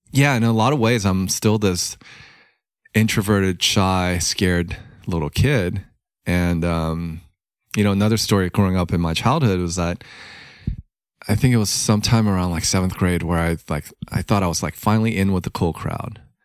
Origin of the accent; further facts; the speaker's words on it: Los Angeles, California, United States; growing up in Hollywood and, you know, immigrant family